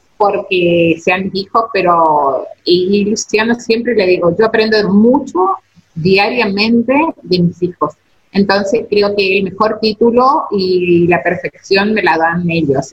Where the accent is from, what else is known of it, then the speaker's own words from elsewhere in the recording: Esquina, Corrientes, Argentina; somos de China, China es una ciudad turística